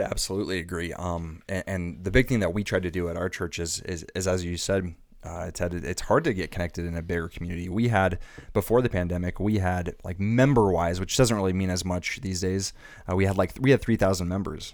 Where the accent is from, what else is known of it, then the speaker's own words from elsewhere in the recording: Arizona, United States; moved away as an adult; also born or lived in Irvine, California; I'm from Arizona